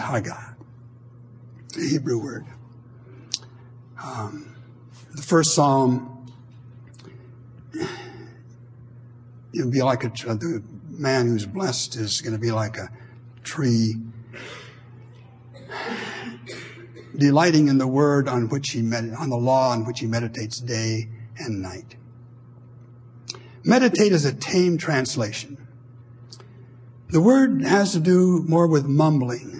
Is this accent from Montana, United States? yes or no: yes; Montana, United States; moved away; also born or lived in Maryland; I grew up in Montana